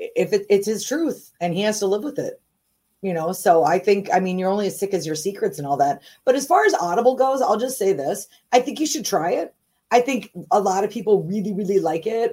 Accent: St. Paul, Minnesota, United States; also born or lived in Virginia; was born in St. Paul

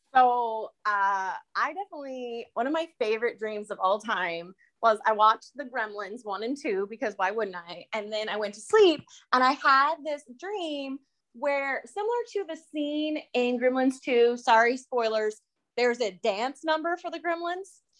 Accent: Iowa, United States; I'm from Iowa

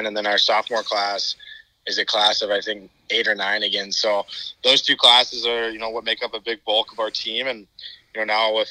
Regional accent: Minnesota, United States; moved away; I'm from Minnesota

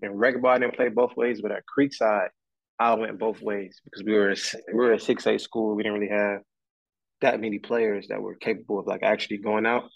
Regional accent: Detroit, Michigan, United States; I was born in Detroit, Michigan

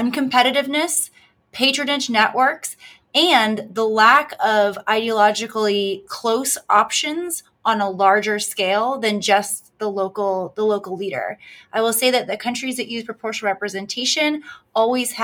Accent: Pittsburgh, Pennsylvania, United States; where I have voted in almost every presidential election because I grew up in Pittsburgh

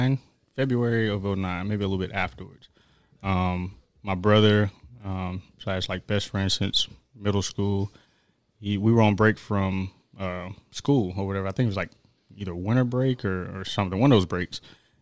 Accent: Daytona Beach, Florida, United States; also born or lived in Norristown; Well, I was born in Norristown, Pennsylvania, raised in Daytona Beach. Was Army brat, traveled around a lot.

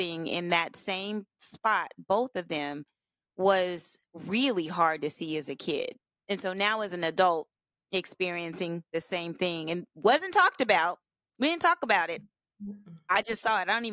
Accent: Oklahoma, United States; I'm from Oklahoma originally

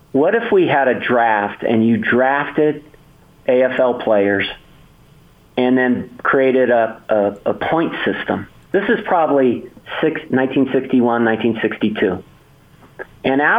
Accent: Bay Area, California, United States; I grew up in the Bay Area

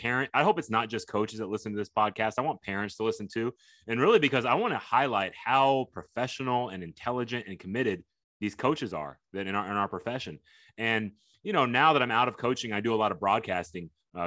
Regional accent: Tokyo, Japan; born there; moved away; I was born in Tokyo, Japan. So wow. I'm half Japanese. My mom's Japanese.

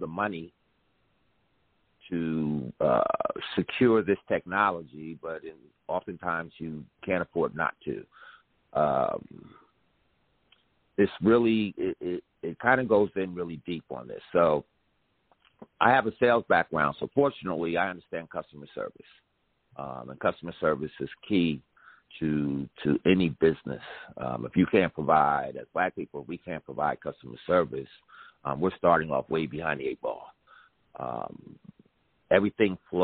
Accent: New Jersey, United States; I'm from Jersey

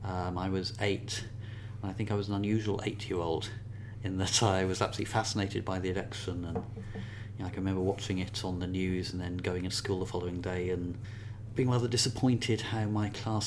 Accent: Luton, East of England, United Kingdom; moved away as an adult; now in Wales, United Kingdom; I was born and spent most of my childhood in Luton in the southeast of England. In fact, the first time in my life I ever came to Wales was for a job interview at Aberystwyth University, when I was already sort of in my late 20s.

